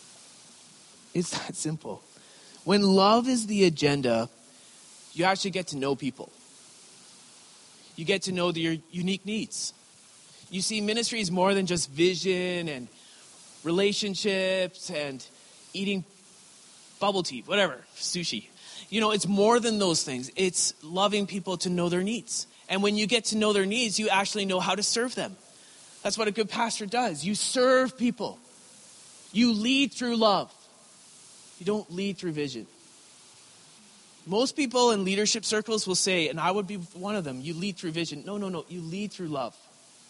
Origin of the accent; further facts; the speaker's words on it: Creston, British Columbia, Canada; also born or lived in Richmond, BC; I grew up in a small little town in Creston, BC